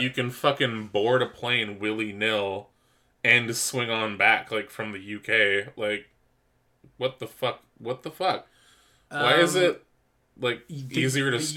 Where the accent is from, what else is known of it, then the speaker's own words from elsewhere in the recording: Canada; We're Canadian